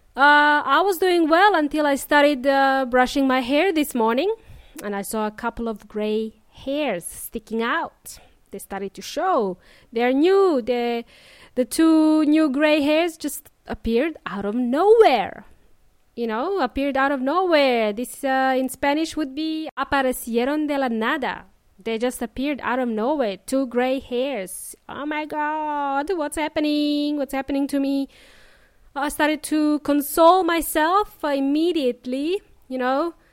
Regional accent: Melbourne, Victoria, Australia; moved away as an adult; now in Adelaide, Australia; I spent the majority of my life in Melbourne, and now I moved to Adelaide.

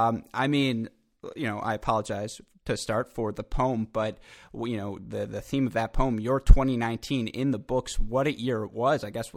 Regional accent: Midwest, United States; As a man of the Midwest

